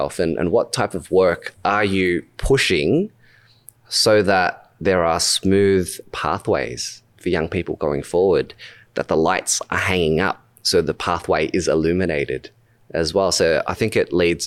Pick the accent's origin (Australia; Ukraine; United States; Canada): Australia; accent: Australian; my Australian accent